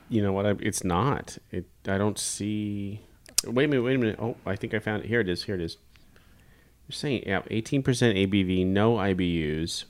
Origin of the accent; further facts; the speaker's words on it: Kansas, United States; I'm from Kansas